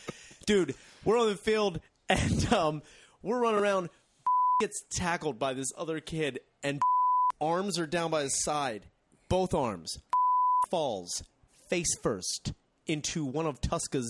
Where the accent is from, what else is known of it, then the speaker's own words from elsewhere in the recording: Royersford, Pennsylvania, United States; Fifth Avenue, where I grew up in Royersford